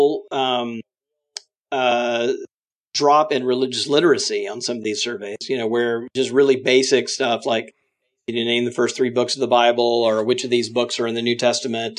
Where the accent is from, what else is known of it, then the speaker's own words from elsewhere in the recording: Mississippi, United States; now in Washington, D.C., United States; I grew up Southern Baptist in Mississippi